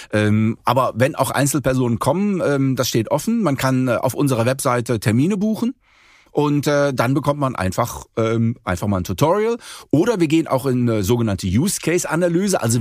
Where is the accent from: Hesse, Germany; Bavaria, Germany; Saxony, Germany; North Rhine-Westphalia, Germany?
North Rhine-Westphalia, Germany; Cologne; Sagen wir so, Sie kommen aus Düsseldorf, ich komme aus Köln.